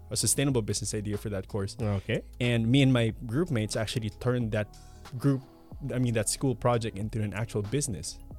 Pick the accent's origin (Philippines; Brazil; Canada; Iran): Philippines; moved away as an adult; now in Malmö, Sweden; from the Philippines, and I'm here in Malmo University studying my master's in leadership for sustainability.